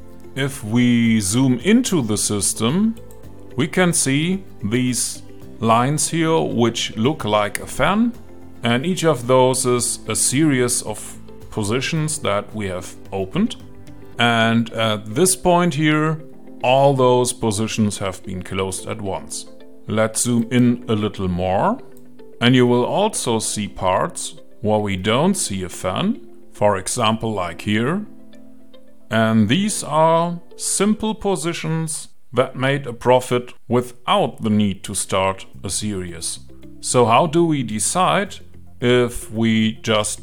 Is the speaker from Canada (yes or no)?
no; Germany; I'm from Germany